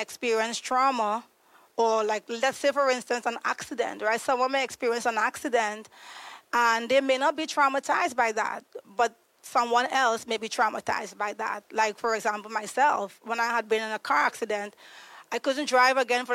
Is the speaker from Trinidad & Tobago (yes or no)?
yes; Trinidad & Tobago; moved away as an adult; now in United States; I'm originally from Trinidad and Tobago. I moved to the U.S. 8 years ago.